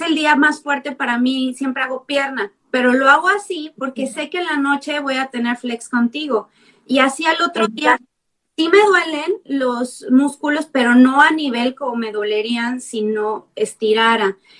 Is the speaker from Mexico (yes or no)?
yes; Mexico; now in San Diego, United States; vivo en San Diego, California, soy mexicana